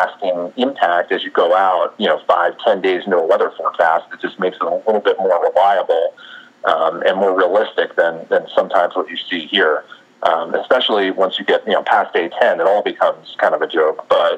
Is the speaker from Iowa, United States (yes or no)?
no; New Jersey, United States; moved away as an adult; now in Houston, United States; growing up in Jersey, I grew up as a Phillies fan